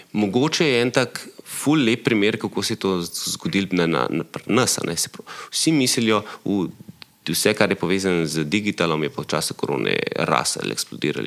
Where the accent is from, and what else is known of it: Slovenia